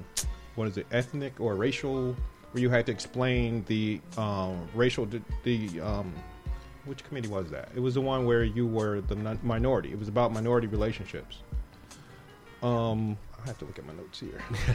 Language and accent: English; Milwaukee, Wisconsin, United States; I'm from Milwaukee